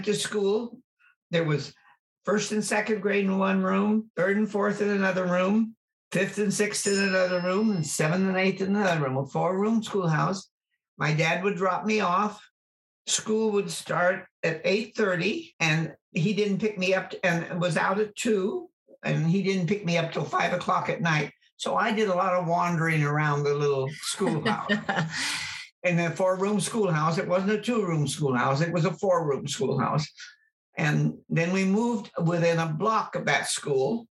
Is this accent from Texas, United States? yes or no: no; Oroville, California, United States; also born or lived in Idaho / Folsom, California / Merced Falls, California; we moved from Idaho when I was 4, I think, and my sister was 2. We had a brother 10 years later. We lived in Oroville until I was in the 8th grade.